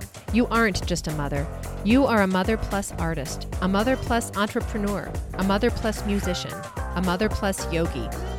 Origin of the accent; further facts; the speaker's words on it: Iowa, United States; I'm from Iowa. So, and I went to college just, I don't know, less than an hour away at this little tiny college called Wartburg College where I studied music therapy.